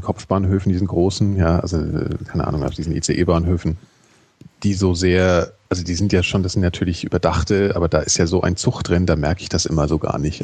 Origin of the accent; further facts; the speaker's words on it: Frankfurt, Hesse, Germany; ich habe sehr viel Basketball gespielt früher als Jugendlicher in Frankfurt